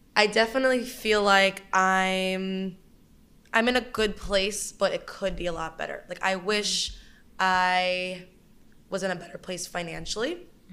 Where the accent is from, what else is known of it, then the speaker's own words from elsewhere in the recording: Brooklyn, New York, United States; I am from Brooklyn, born and raised